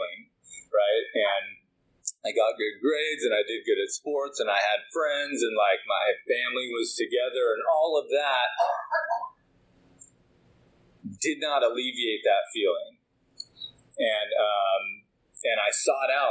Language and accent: English; Woodinville, Washington, United States; So I grew up in Woodinville.